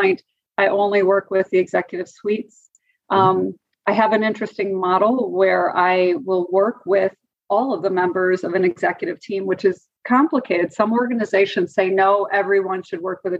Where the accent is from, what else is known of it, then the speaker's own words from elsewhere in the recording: Wisconsin, United States; also born or lived in Oklahoma / Atlanta; led me back to Wisconsin, my home state